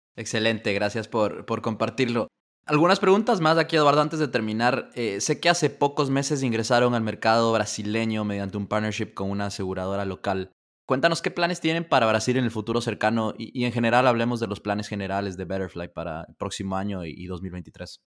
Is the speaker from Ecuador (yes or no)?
yes; Ecuador; siendo ecuatoriano